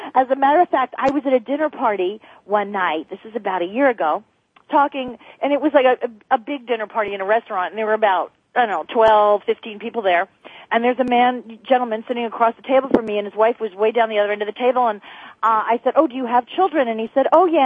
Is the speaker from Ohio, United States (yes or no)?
no; New Jersey, United States; now in California, United States; I'm from New Jersey